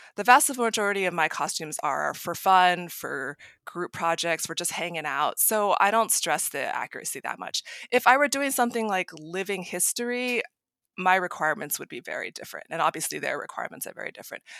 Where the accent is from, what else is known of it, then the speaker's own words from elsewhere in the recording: Maryland, United States; now in San Jose, United States; I grew up in Maryland, outside D C, and now I live in San Jose, California.